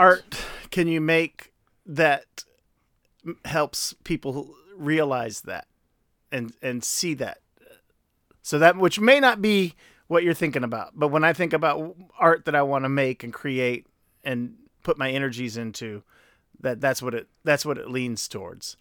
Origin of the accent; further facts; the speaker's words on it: Chicago, Illinois, United States; I grew up in South Shore.